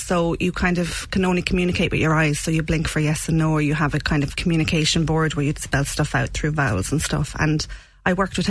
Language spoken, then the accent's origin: English; Shannon, County Clare, Ireland; I'm from Shannon originally, out the road.